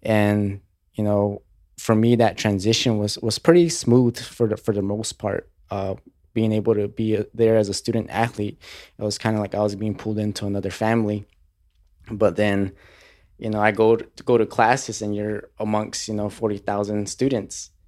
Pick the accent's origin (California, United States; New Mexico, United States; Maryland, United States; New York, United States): New Mexico, United States; also born or lived in Colorado Springs, Colorado; after I moved from Colorado Springs back to New Mexico